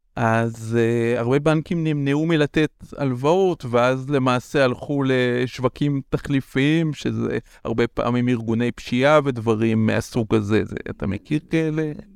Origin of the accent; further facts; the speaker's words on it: Israel; moved away; אני במקור מקיבוץ